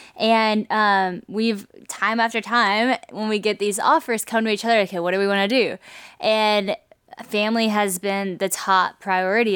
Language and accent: English; Louisiana, United States; moved away; also born or lived in Nashville; I moved from Nashville back to Louisiana, but I didn't have community in Louisiana like I did in Asheville. You might think since I was from here